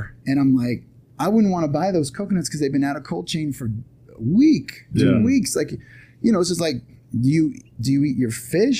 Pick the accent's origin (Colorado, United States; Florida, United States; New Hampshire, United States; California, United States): California, United States; Long Beach; so I'm from Long Beach too